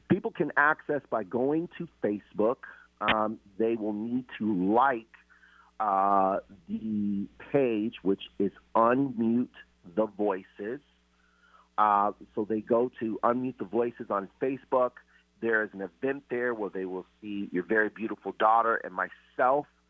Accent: Seattle, Washington, United States; also born or lived in Louisiana / North Carolina / Boston / Austin, Texas; I'm originally from Seattle

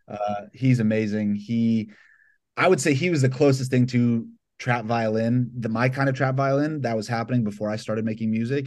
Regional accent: Atlanta, Georgia, United States; moved away as an adult; now in Los Angeles, United States; I grew up in Georgia, so I was around bluegrass a lot

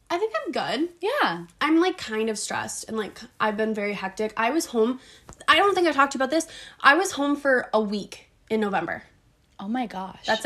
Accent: Midwest, United States; we're from the Midwest

